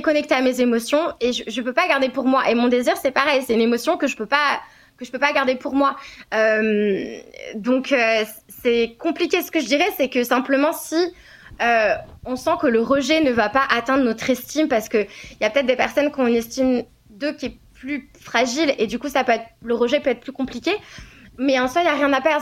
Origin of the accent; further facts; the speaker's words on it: France; je suis française